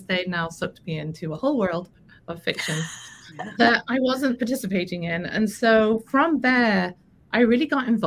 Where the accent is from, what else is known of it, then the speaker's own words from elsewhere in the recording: Liverpool, North West England, United Kingdom; moved away as an adult; now in United States; I'm from Liverpool, is where I was born.